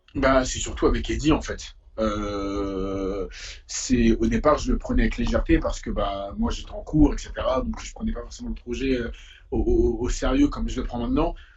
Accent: Paris, Île-de-France, France; also born or lived in Essonne; j'ai fait tout le collège dans le 91, mais j'ai grandi à Paris, entre ici et et le 15e

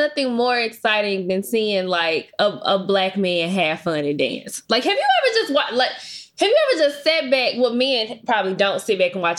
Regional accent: Memphis, Tennessee, United States; I'm originally from Memphis.

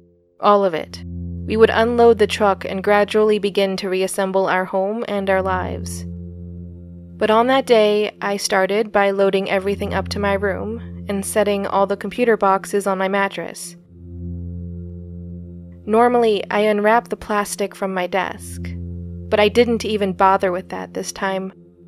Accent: New York, United States; born there; I was born in New York. Upstate New York, I should clarify.

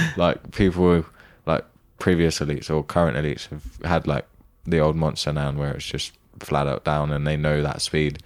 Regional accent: United Kingdom; as a British person

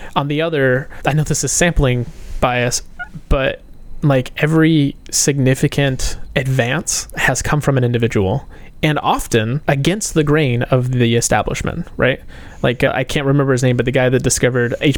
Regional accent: United States; as an American, I recognize that I have a bit of a bias toward individualism

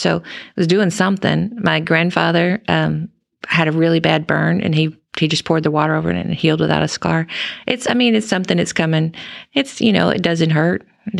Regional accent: Hot Springs, Arkansas, United States; accent: drawl; also born or lived in McGehee, Arkansas; now in Mansfield, United States; I am from Arkansas.

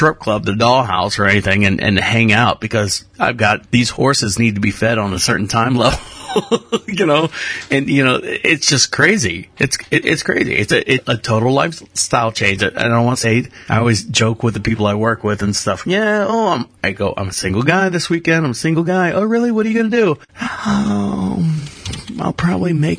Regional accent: Florida, United States; now in North Carolina, United States; we are collectively from Florida and based in North Carolina

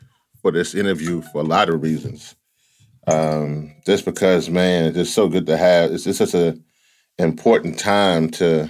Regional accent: the South, Southern United States, United States; we both from the South

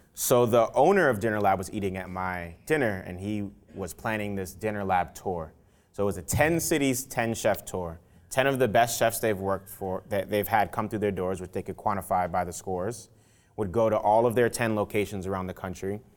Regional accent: New York City, New York, United States; also born or lived in Nigeria / Louisiana; growing up in the South Bronx

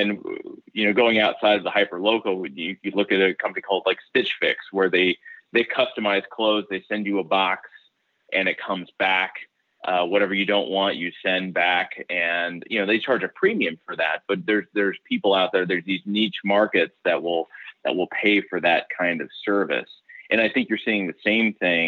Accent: Kansas City, Missouri, United States; I'm from Kansas City, Missouri, where, you know, you can get across town in 15 minutes

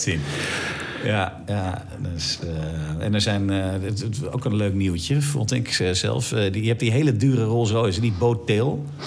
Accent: Netherlands; als Nederlanders

